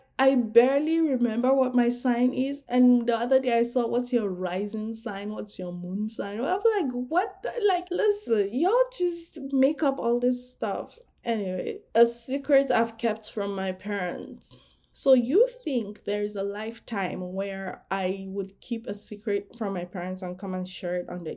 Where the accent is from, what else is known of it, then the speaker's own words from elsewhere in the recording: Nigeria; I'm Nigerian